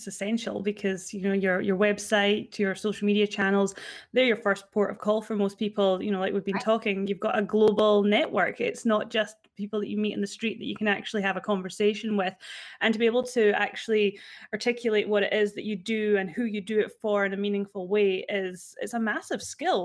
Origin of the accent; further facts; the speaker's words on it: a country town in Scotland, United Kingdom; I'd come back from university from a country town in Scotland. So I went back there